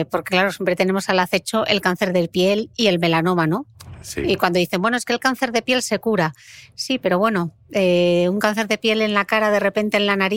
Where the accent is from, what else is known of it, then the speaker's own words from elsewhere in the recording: Spain; Como buen español